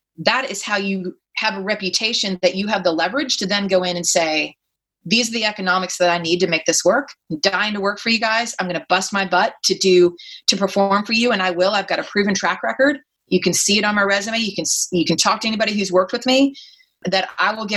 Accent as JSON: {"language": "English", "region": "Texas", "country": "United States", "accent": "Texas accent", "moved": "as an adult", "lives_now": "Silicon Valley, United States", "said": "being a Texan with a Southern accent and no MBA"}